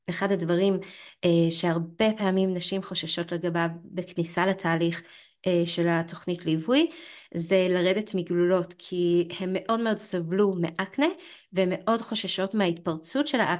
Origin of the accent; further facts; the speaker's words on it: Canada; now in Israel; נגיד אני במקור מקנדה גם, כן? הכל שם פשוט מת, מת כל החורף.